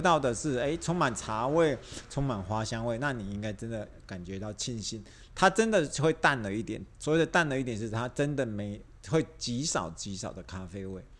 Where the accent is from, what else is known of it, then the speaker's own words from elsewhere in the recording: Taiwan; 我们台湾人